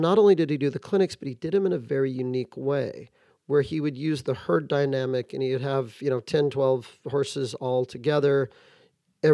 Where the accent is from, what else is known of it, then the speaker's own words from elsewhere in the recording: Santa Barbara, California, United States; I grew up near Santa Barbara.